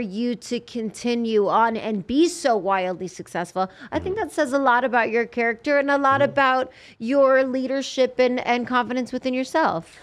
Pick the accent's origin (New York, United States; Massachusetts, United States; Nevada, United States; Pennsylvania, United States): Nevada, United States; Las Vegas; also born or lived in Los Angeles; I'm from Vegas.